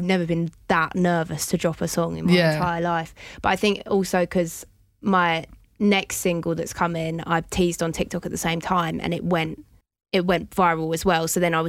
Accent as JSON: {"language": "English", "town": "Chatham", "region": "South East England", "country": "United Kingdom", "tie": "born or raised there", "said": "I'm a Chatham girl through and through."}